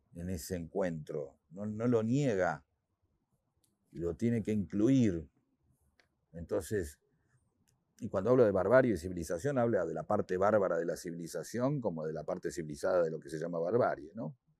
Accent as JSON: {"language": "Spanish", "country": "Argentina"}